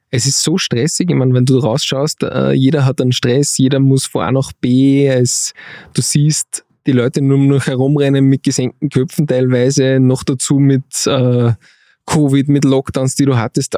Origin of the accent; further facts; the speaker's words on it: Steyr, Upper Austria, Austria; moved away as an adult; also born or lived in Vienna; alle meine Freunde aus Steyr